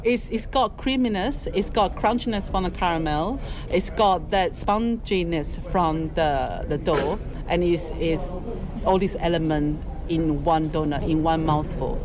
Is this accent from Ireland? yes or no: no; Taiwan; moved away as an adult; also born or lived in London; now in United Kingdom; I'm from Taiwan. I grew up in a seafood restaurant, but when I came to London, um, well, I first came to London, um, I was 20 years old